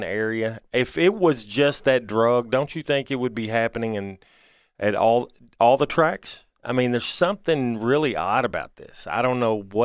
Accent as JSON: {"language": "English", "town": "Louisville", "region": "Kentucky", "country": "United States", "tie": "born or raised there", "said": "As somebody who's lived in Louisville my whole life"}